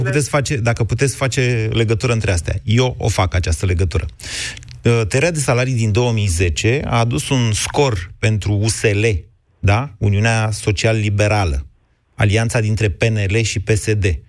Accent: Drobeta-Turnu Severin, Mehedinți County, Romania; now in Bucharest, Romania; sunt de la Severin, dar trăiesc în București

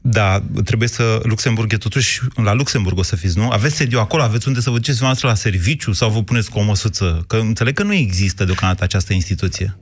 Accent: Romania; ca român

